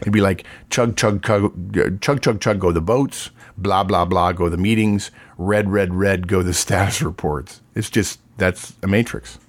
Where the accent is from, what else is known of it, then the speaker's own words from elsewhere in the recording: Texas, United States; I'm from Texas and we have that saying